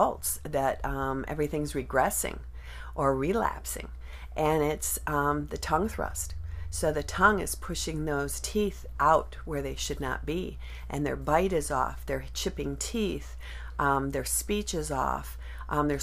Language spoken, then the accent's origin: English; Chicago, Illinois, United States; moved away as an adult; now in Fountain Hills, United States; I'm from Chicago